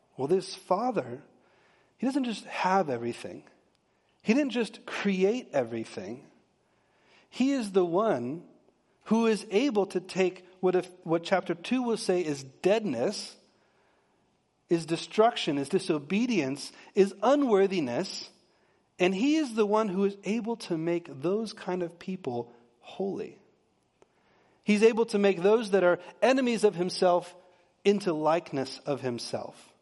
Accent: Texas, United States; I'm from Texas, and I married a P A, central P A girl

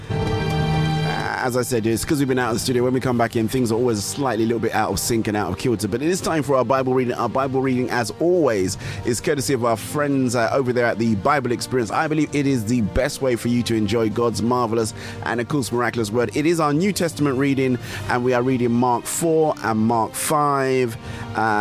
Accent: Nigeria; now in United Kingdom; I'm from Nigeria

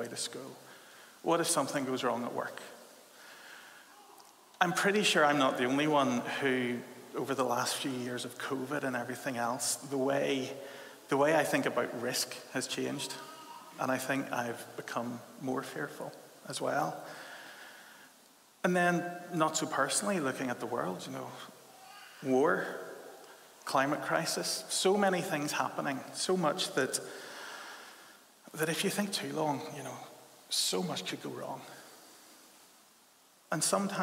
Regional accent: Belfast, Northern Ireland, United Kingdom; now in Leeds, United Kingdom; I'm from Belfast, and I grew up, and from a very early age, I encountered this culture that you might call a bit of a dour Ulster Protestantism

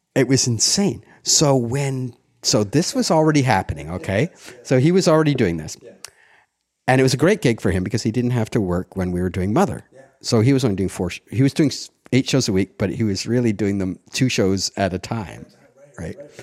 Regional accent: Ottawa, Ontario, Canada; born or raised there; also born or lived in Montreal; now in Toronto, Canada

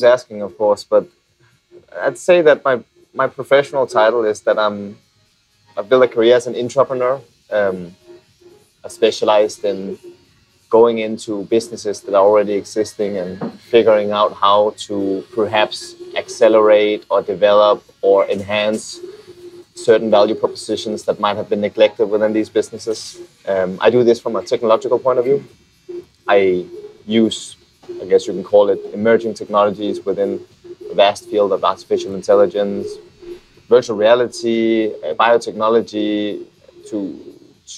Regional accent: Copenhagen, Capital Region of Denmark, Denmark; moved away as an adult; now in Philippines; I'm from Copenhagen, Denmark

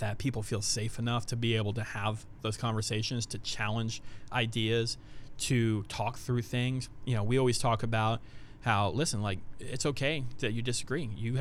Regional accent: United States; as an American people

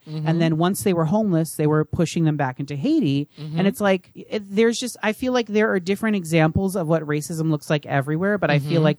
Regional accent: Sweden; English is a second language; I'm from Sweden, a very liberal and LGBTQ-friendly country, and we have a very small drag scene. My town has none.

